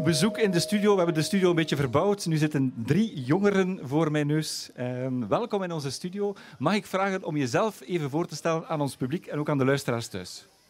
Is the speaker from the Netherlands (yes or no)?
no; West Flanders, Belgium; now in Dikkelvenne, Belgium; Ik als inwijkeling, als West-Vlaming